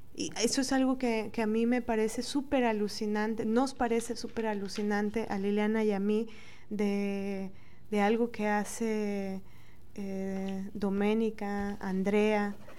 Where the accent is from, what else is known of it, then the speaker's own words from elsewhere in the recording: Mexico; como mujeres latinas, mexicanas, morenas